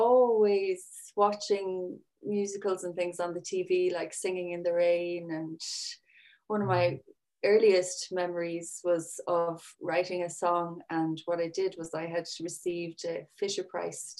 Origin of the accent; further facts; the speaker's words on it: Sixmilebridge, Munster, Ireland; I'm from County Clare. I'm from 6 Mile Bridge, which is used to be a small village.